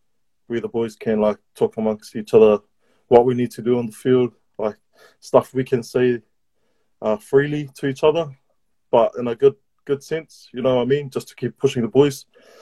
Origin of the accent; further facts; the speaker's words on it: New Zealand; born there; I had a New Zealand passport and stuff like that, and I was born in New Zealand